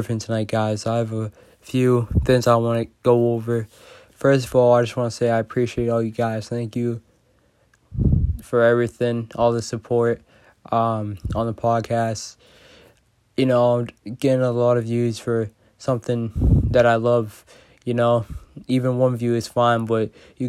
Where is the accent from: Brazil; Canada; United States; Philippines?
United States; Boston, Massachusetts; I'm from Massachusetts, Boston. I think when you're just from Boston, you just care about sports a lot. So I think me growing up in Boston